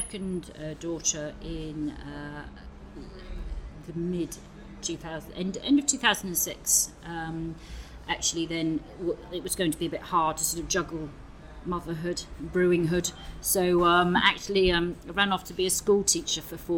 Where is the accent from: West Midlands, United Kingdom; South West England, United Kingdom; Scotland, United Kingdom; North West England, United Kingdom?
South West England, United Kingdom; Bristol; also born or lived in London / Edinburgh; came back to my hometown of Bristol